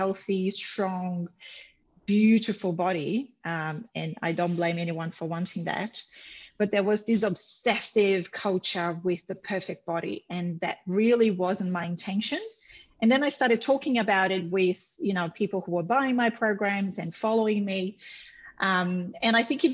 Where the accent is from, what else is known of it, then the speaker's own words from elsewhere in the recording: Brazil; moved away; I'm from Brazil originally